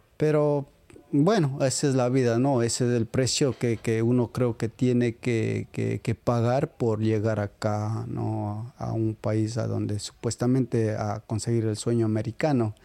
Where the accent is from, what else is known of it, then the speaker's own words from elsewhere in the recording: Riobamba, Chimborazo, Ecuador; moved away as an adult; yo vengo de Riobamba.